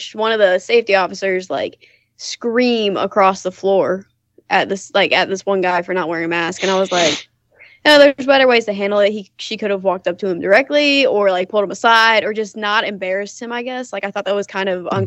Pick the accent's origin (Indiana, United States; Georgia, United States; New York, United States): Georgia, United States; I'm from Georgia